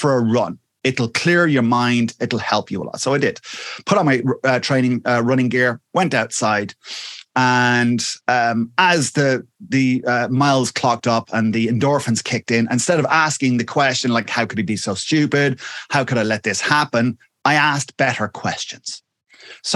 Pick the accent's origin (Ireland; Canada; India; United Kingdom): Ireland; Wexford, Leinster; I'm from a little place called Wexford, which is in the sunny southeast of Ireland